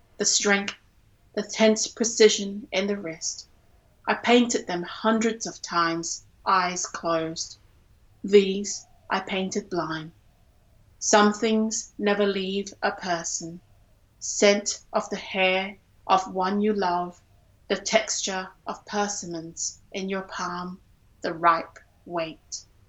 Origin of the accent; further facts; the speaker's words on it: Singapore; I grew up in Singapore, and I had to learn Chinese up to the point, I think until I was 16.